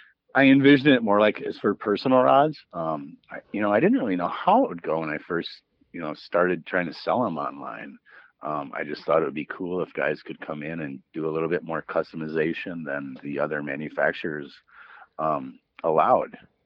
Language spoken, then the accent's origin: English; Green Bay, Wisconsin, United States; I mean, I'm from Green Bay, so if they want purple and gold, it's going to cost them more.